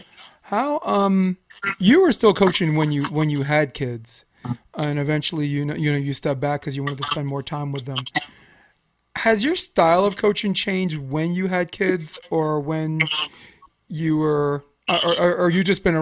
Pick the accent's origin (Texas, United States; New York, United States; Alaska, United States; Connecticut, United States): New York, United States; moved away; I'm from New York